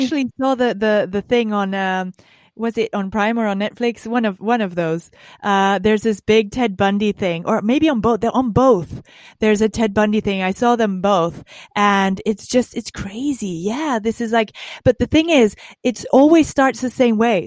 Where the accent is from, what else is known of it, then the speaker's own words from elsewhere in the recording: Dutch part of Belgium, Flanders, Belgium; I was from the Dutch part of Belgium